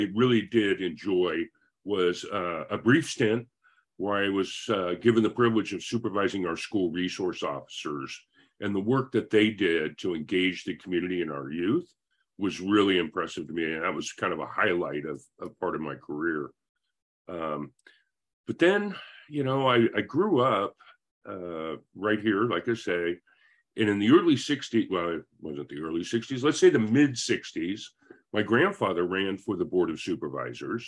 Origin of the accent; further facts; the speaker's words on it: Pleasant Hill, California, United States; also born or lived in Concord, California / South Korea; I returned to Pleasant Hill from a stint in Southern California, and went to junior high and high school right here in Pleasant Hill